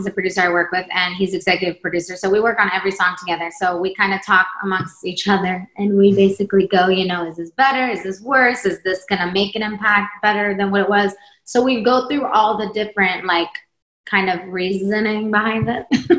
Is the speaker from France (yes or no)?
no; Sweden; now in United States; And then I'm from Sweden, came to America.